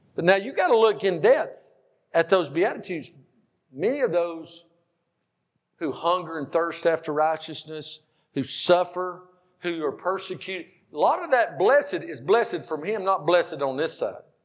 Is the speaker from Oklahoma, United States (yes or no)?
no; Powder Springs, Georgia, United States; we're from God's country. It's called Georgia.